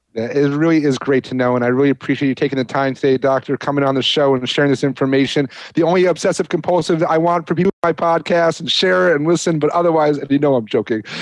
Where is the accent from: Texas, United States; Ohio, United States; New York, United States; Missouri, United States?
New York, United States; moved away; I'm a New Yorker